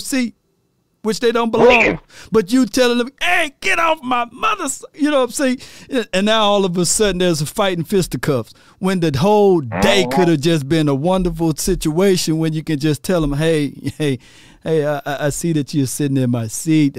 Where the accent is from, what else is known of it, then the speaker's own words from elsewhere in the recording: Mississippi, United States; I'm from Mississippi